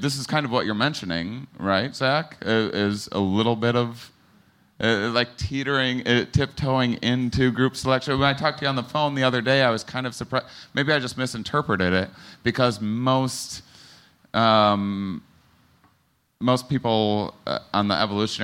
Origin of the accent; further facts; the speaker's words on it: Wisconsin, United States; I'm from Wisconsin